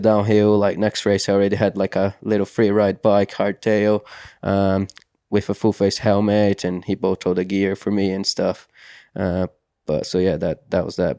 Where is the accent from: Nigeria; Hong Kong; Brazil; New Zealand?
Brazil; Santa Catarina; English is a second language; now in United Kingdom; growing up in Brazil